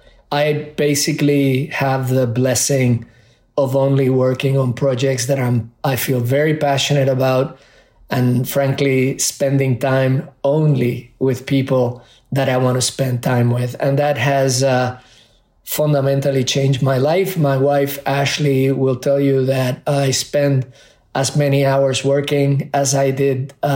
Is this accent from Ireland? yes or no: no; Puerto Rico; also born or lived in Spain; whether it was in Spain where I grew up or in Puerto Rico. And then both Burger King, which was stronger in Puerto Rico where I was growing up than McDonald's.